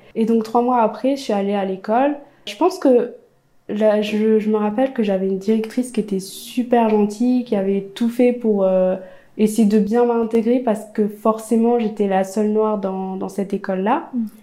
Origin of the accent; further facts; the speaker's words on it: a small village in eastern France, France; also born or lived in Ethiopia; Donc à l'âge de 5 ans, je suis arrivée dans ma famille adoptive, dans un petit village dans l'est de la France